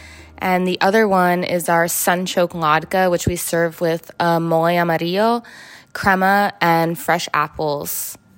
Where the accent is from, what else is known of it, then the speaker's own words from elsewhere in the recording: New York City, New York, United States; I grew up in New York City as an Ashkenazi Jew.